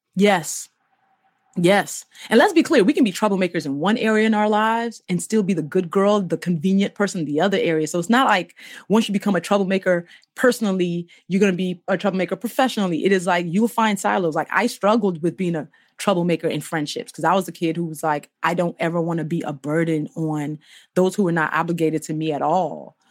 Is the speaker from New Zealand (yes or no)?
no; Nigeria; now in United States; I grew up in Nigeria